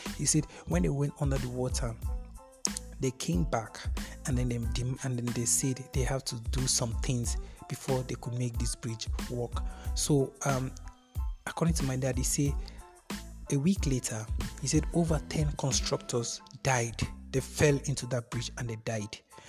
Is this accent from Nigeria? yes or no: yes; Kogi, Nigeria; I told you I'm from Kogi State. There was a time I was with my aunt in Kogi State